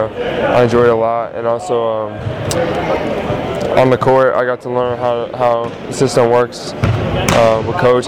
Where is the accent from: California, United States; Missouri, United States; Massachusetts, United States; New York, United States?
Massachusetts, United States; Boston; I'm from Boston